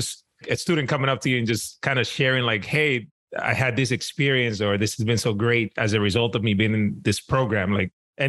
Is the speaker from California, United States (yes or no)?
no; New York City, New York, United States; I grew up in New York City in Washington Heights, uptown Manhattan.